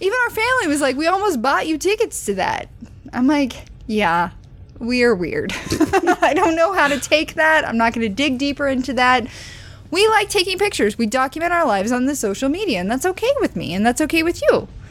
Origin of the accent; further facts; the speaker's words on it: Southwest Missouri, United States; I grew up in Southwest Missouri, which is near Silver Dollar City